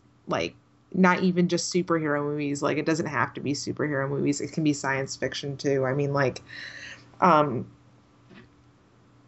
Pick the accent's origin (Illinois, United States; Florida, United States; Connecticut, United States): Connecticut, United States; moved away; when I was home in Connecticut in January. And when I was at the comics shop in my hometown